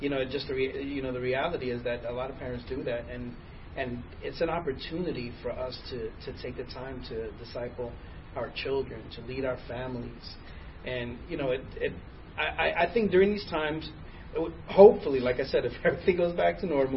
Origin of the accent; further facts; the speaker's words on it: New York, United States; now in Texas, United States; I'm from New York, and you know my wife's family's still in New York